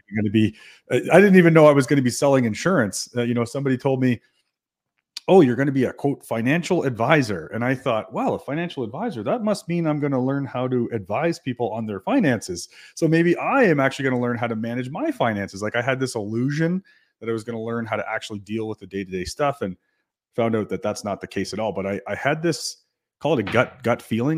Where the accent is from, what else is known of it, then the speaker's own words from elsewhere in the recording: New Brunswick, Canada; now in Calgary, Canada; I'm from New Brunswick